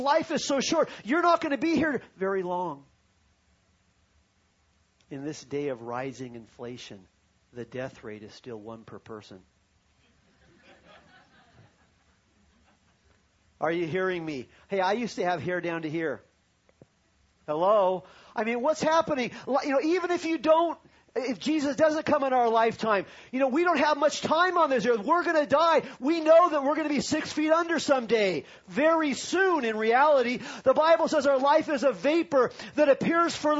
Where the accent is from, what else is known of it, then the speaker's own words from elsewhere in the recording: Long Beach, California, United States; I was born in Long Beach, California. My mom still lives in the same house where I was born.